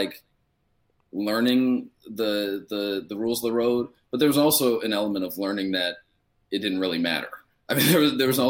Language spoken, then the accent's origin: English; United States; also born or lived in Australia; now in New York, United States; as an American